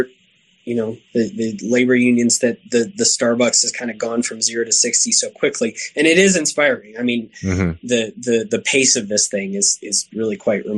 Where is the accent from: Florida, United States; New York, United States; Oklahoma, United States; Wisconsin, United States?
Oklahoma, United States; I grew up in Oklahoma